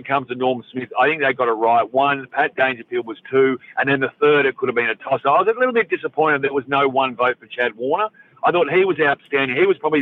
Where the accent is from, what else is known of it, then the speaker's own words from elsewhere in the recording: Victoria, Australia; I grew up in Victoria